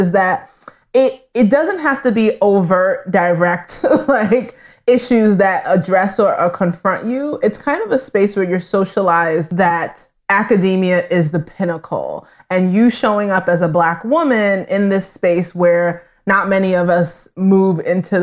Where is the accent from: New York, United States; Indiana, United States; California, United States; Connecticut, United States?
New York, United States; New York City; I grew up in Brooklyn and then was raised in Queens, New York